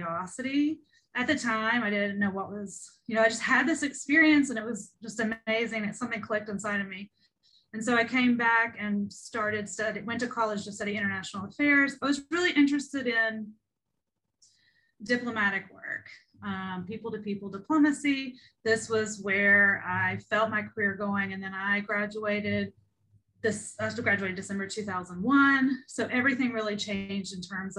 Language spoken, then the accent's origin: English; Ohio River Valley, West Virginia, United States; I grew up in a really rural area in Appalachia. I'm from West Virginia, over in the Ohio River Valley area